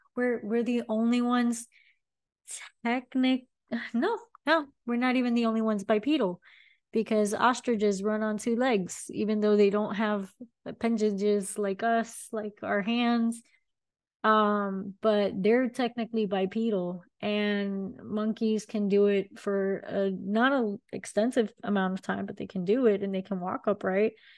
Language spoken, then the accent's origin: English; Miami, Florida, United States; I am born and raised in Miami.